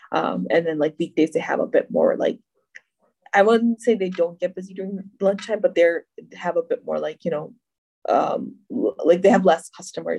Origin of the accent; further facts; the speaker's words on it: Pakistan; now in Dearborn, United States; because for me, being Pakistani, I love my street snacks. I love my chaat, I love my chai, I love my samosa.